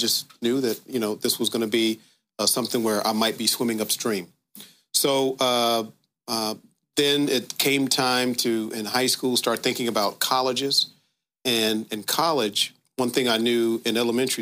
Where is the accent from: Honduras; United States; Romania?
United States; Dayton, Ohio; moved away as an adult; also born or lived in Washington, D.C.; I'm from Dayton, grew up on the west side of Dayton, which is the black side of town